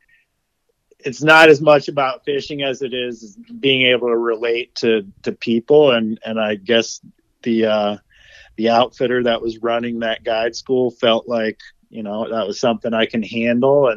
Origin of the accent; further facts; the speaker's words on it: Edinboro, Pennsylvania, United States; moved away as an adult; also born or lived in Wyoming / Colorado; my hometown, Edinburgh, I still have guys that I graduated with that they're still living right there.